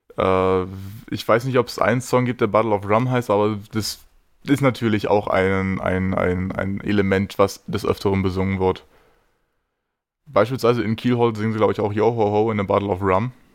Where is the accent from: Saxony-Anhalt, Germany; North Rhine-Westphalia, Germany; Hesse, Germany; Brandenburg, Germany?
Saxony-Anhalt, Germany; Magdeburg; als gebürtiger Magdeburger